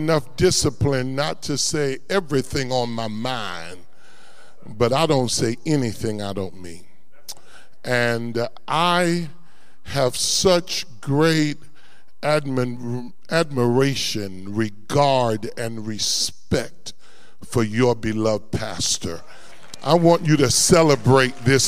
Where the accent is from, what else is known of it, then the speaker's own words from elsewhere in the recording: New York City, New York, United States; moved away as an adult; also born or lived in Warren, Ohio; now in Columbus, United States; I'm a native New York. I was born in New York City and grew up there